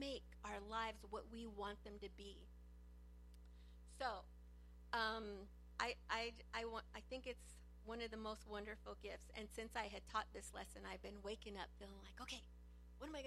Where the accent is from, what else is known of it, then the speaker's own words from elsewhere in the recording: Los Angeles, California, United States; I grew up in East